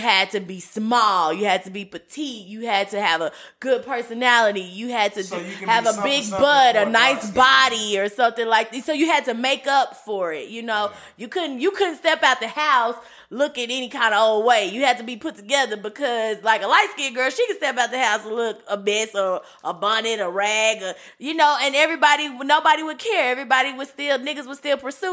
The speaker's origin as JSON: {"language": "English", "town": "Little Rock", "region": "Arkansas", "country": "United States", "tie": "born or raised there", "said": "I'm growing up in Little Rock, Arkansas"}